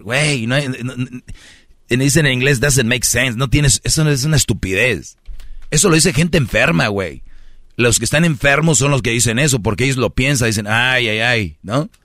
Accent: Monterrey, Nuevo León, Mexico; yo soy de Monterrey

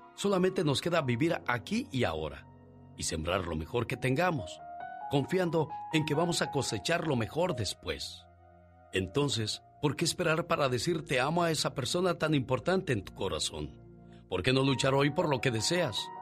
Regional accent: Mexico City, Mexico; accent: chilango; yo no soy chilango, soy capitalino

